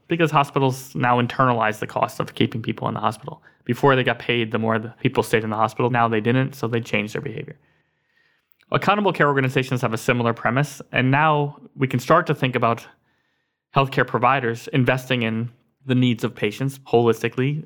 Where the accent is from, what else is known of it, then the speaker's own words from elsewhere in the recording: Scranton, Pennsylvania, United States; Scranton, Pennsylvania, which is my hometown